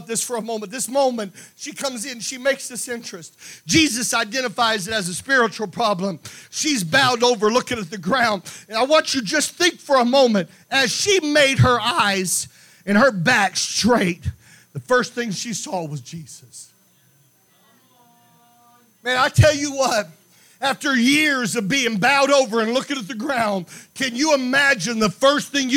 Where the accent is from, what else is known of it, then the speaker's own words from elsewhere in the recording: Meridian, Mississippi, United States; when I was a kid, I grew up in Meridian, Mississippi